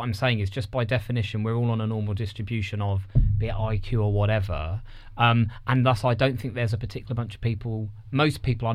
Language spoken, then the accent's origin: English; near Reading, South East England, United Kingdom; I grew up near Reading